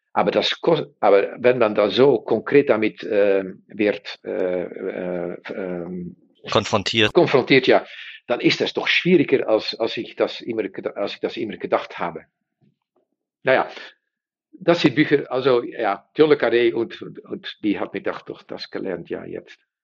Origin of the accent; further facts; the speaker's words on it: Netherlands; German is a second language; wir sind Niederländer